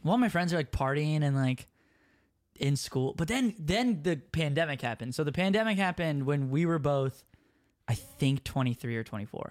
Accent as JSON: {"language": "English", "town": "Minneapolis", "region": "Minnesota", "country": "United States", "said": "I'm from Minneapolis"}